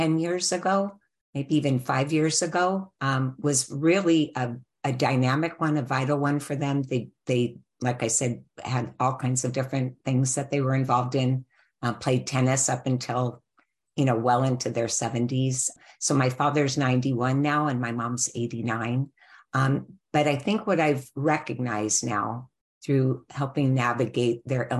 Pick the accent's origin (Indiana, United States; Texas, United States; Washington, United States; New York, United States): Washington, United States; Seattle; moved away as an adult; also born or lived in California; I grew up in Seattle, Washington.